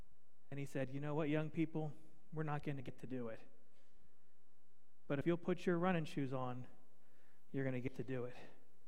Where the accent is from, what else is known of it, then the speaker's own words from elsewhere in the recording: the East, United States; I grew up in the East. It's different than here.